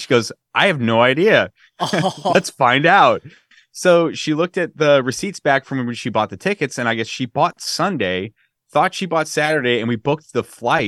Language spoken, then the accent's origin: English; California, United States; It's from my childhood. I grew up in the Bay Area. So it's very nostalgic for me.